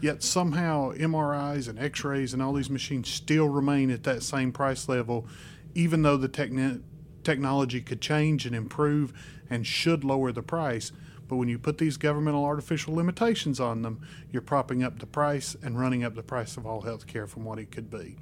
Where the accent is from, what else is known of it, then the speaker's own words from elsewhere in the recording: Spruce Pine, North Carolina, United States; My hometown is Spruce Pine, North Carolina